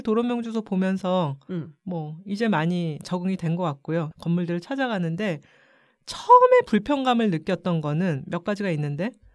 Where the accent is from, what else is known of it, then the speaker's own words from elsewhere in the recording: Bakseokgogae, Seoul, South Korea; 어렸을 때 우리 집이 박석고개라는 동네에 있었거든요